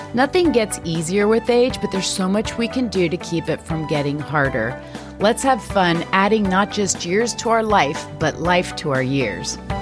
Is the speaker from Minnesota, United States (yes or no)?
no; Pennsylvania, United States; I'm from Pennsylvania, and we have this Pennsylvania Dutch culture here